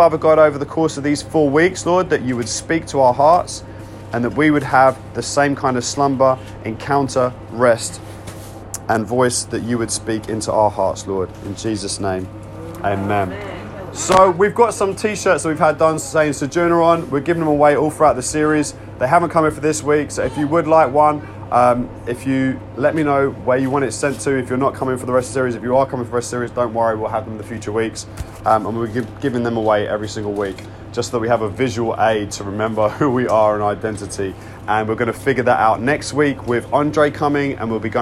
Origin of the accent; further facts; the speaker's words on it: United Kingdom; I am British